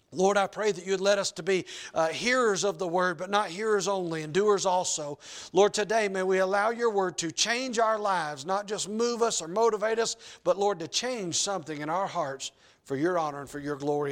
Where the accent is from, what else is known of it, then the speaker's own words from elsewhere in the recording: Georgia, United States; also born or lived in Argentina; now in North Idaho, United States; I'm from Georgia